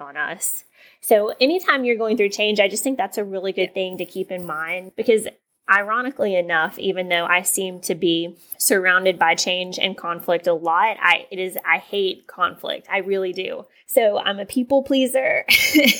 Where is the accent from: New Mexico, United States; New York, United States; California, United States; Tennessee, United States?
Tennessee, United States; East; growing up in East Tennessee